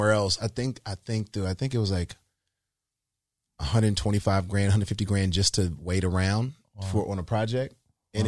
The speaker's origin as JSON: {"language": "English", "town": "Decatur", "region": "Georgia", "country": "United States", "said": "I'm from Decatur, Georgia, man. Like, you know, I didn't come from much"}